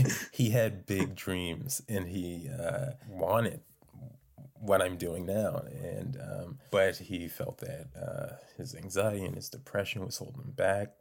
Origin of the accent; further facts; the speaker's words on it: North Preston, Nova Scotia, Canada; I'm from North Preston